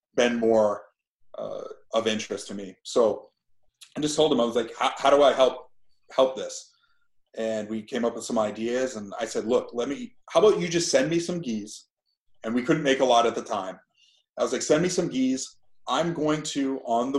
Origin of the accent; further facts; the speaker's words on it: Fairfield, Maine, United States; moved away as an adult; also born or lived in Ohio; I grew up in Fairfield, Maine